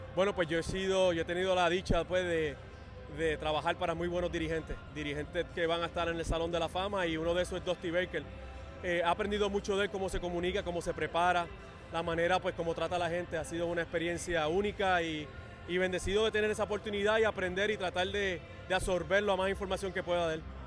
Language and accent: Spanish; Puerto Rico; nosotros como boricua